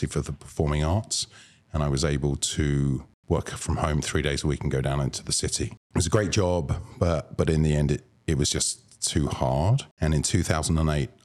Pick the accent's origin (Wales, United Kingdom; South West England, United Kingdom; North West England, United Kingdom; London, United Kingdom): London, United Kingdom; moved away as an adult; now in United States; I grew up in London going to theater, musicals, pantomimes